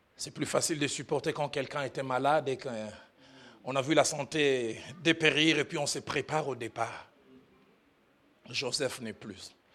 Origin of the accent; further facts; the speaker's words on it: Kinshasa, DR Congo; j'ai grandi à Kinshasa